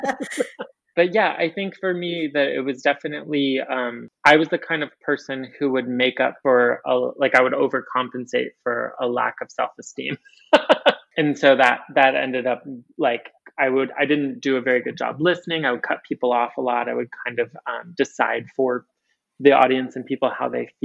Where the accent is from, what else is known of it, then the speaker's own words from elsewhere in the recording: Michigan, United States; moved away as an adult; also born or lived in Chicago / Atlanta; now in New Orleans, United States; I was born in Michigan. I was brought up in a really rural sort of environment